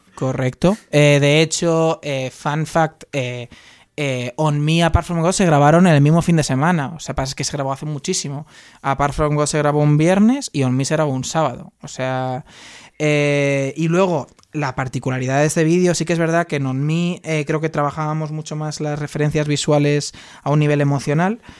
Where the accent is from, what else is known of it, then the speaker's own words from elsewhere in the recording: Tres Cantos, Community of Madrid, Spain; Yo soy de Tres Cantos también